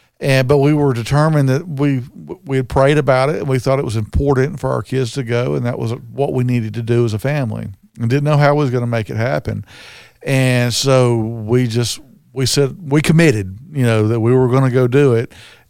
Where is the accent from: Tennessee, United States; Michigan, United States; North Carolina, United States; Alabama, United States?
Alabama, United States; Birmingham; And that was kind of crazy because we were on a tour and everybody asked, where are you from? We said Birmingham.